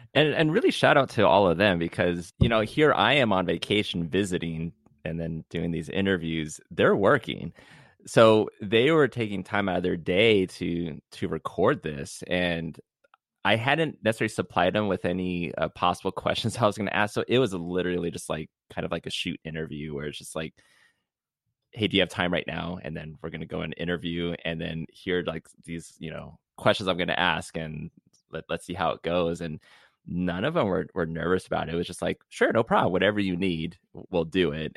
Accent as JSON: {"language": "English", "region": "Southern California", "country": "United States", "said": "being from Southern California, where it's usually mostly seventies on a cold day"}